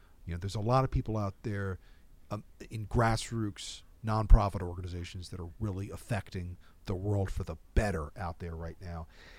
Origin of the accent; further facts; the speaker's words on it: New Jersey, United States; I'm from New Jersey, from Monmouth County, New Jersey, the Jersey Shore, made famous by our state troubadour, …. I actually grew up in the town just south of Freehold